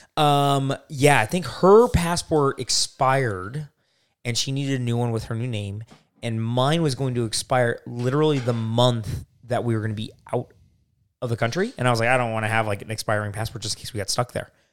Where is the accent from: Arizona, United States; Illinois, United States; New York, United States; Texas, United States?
Arizona, United States; I'm, I'm from Arizona